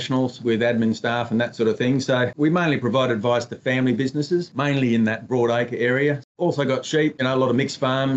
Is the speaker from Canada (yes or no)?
no; Emerald, Queensland, Australia; moved away as an adult; now in Western Australia, Australia; grew up on a cotton farm in Emerald, Central Queensland